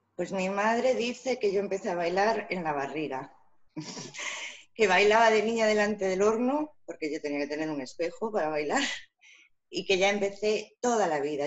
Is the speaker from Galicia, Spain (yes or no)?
yes; Vigo, Galicia, Spain; salimos así, de Vigo